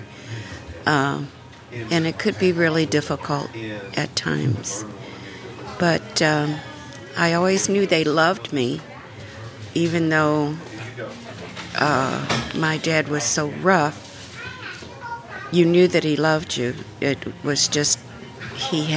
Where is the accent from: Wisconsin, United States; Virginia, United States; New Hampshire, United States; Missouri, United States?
Missouri, United States; Creve Coeur; also born or lived in St. Louis, Missouri; When I was born, we lived in St. Louis, right off of Vest Avenue, which is near Northside now. When I was five, we moved out to Creve Coeur on like a truck farm